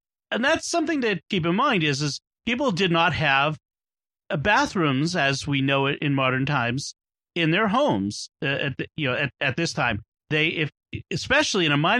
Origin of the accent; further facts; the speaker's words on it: United States; as an American with an American ear.